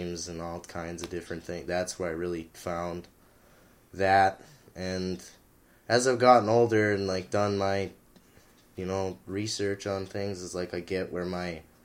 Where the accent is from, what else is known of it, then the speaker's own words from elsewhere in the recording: Houghton, Michigan, United States; I was born in 1994 in Michigan, and I grew up in Houghton